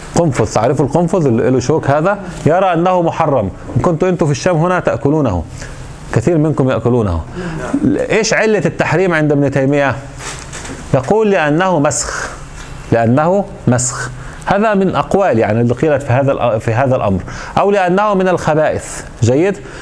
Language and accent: Arabic; Egypt; moved away; عندنا في مصر